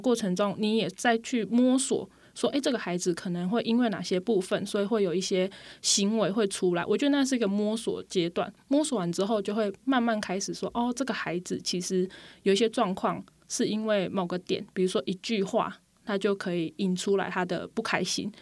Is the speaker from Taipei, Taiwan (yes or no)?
no; Pingtung County, Taiwan; moved away as an adult; now in Puli, Taiwan; 首先我是说我不是普里人， 我是屏东人